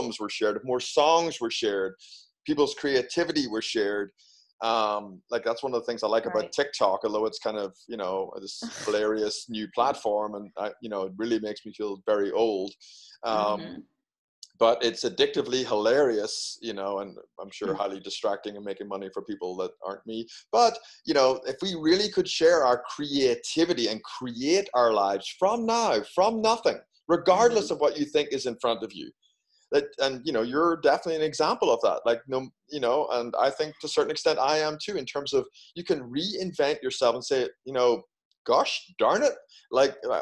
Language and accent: English; Ireland; moved away as an adult; also born or lived in United Kingdom; now in United States; being Irish